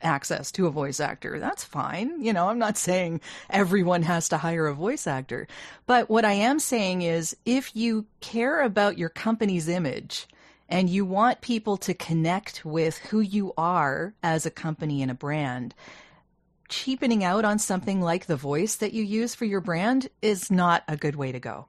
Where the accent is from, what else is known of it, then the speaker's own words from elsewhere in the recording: Canada; I'm Canadian